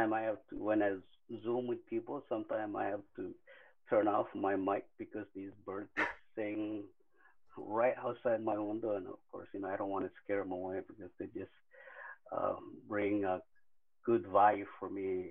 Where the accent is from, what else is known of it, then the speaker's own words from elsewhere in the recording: Marshall Islands; also born or lived in Kwajalein / Bikini Atoll; I am from the Marshall Islands